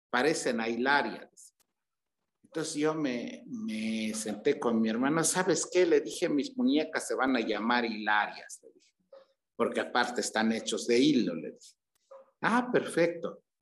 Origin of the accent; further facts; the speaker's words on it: Mitla, Oaxaca, Mexico; Bueno, mire, en esa época que yo fui niño, el pueblo era, era muy hermoso, estaba muy bonito, un pueblo muy típico, cercos de cactus, casas de adobe, casas de, paja